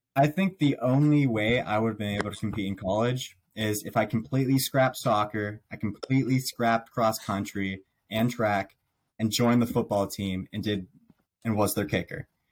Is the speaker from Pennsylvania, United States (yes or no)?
yes; Pittsburgh, Pennsylvania, United States; I was born here in Pittsburgh. So Steelers, born and raised